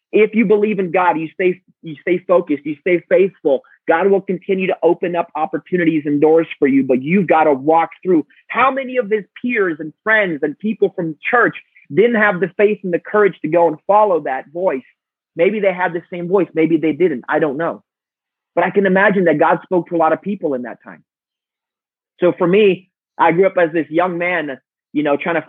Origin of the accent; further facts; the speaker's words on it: Romania; moved away; we grew up in a communist country. I was born in Romania during communism